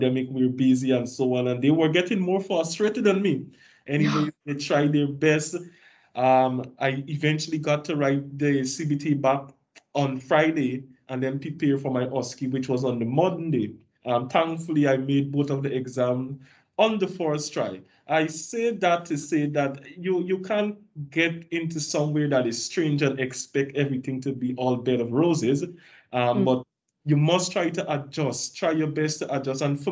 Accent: Guyana; moved away as an adult; I was the only person from Guyana

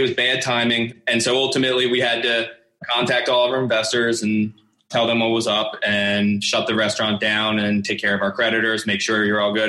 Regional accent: Northeast, United States; also born or lived in Los Angeles; growing up in the Northeast here

